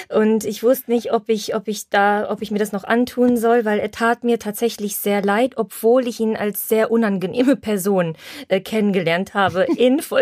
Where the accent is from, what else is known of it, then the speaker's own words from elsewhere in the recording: Silesian Voivodeship, Poland; Deshalb darf ich das sagen. Bei uns in Schlesien, äh, wenn jetzt kein Corona ist und es, es ist Frühling, kommen die Männer immer in so einem Polo-T-Shirt